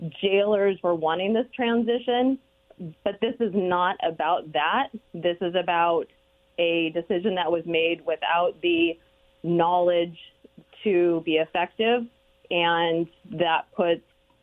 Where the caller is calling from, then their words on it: Kennewick, Washington, United States; I'm calling from Kennewick.